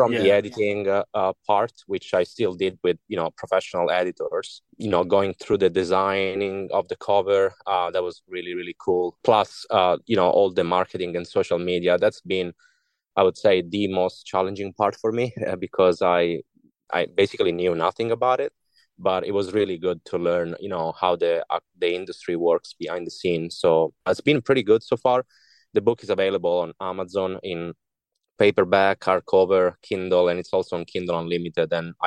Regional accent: Italy; English is a second language; moved away; all my initial works are in Italian because I'm from Italy originally

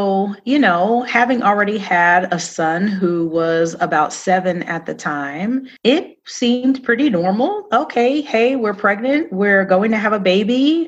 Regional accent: Queens, New York, United States; moved away as an adult; I am a native New Yorker. I grew up in Queens, New York, and moved here right out of college.

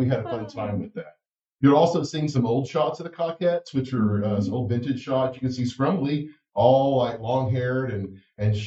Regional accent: Texas, United States; also born or lived in Dallas; now in San Francisco, United States; I grew up in Texas where people were kind of told not to be too much in a lot of ways

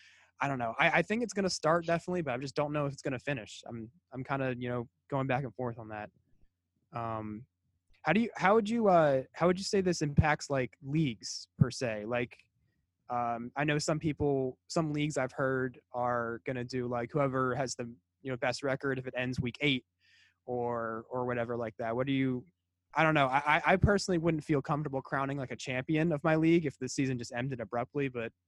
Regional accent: Philadelphia, Pennsylvania, United States; We're from the Philadelphia area

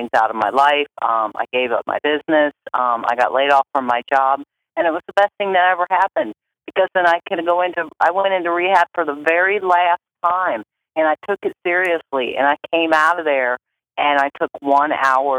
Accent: Akron, Ohio, United States; I'm from Akron, Ohio.

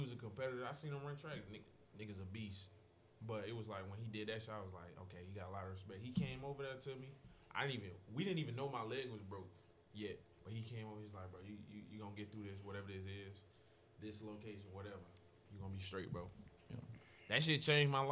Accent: Jacksonville, Florida, United States; I grew up in Jacksonville

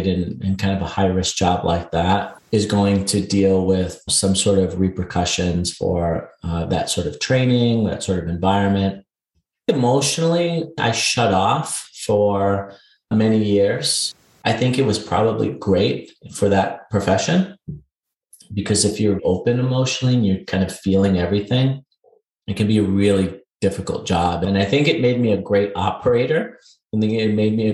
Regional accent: New York City, New York, United States; moved away as an adult; I'm a New York City native. I was born and raised in Queens and just grew up in that environment.

